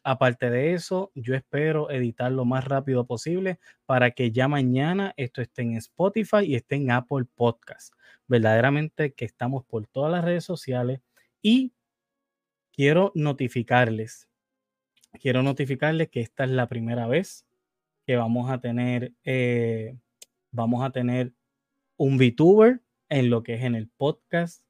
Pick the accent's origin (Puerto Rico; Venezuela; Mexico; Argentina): Puerto Rico; yo soy de Puerto Rico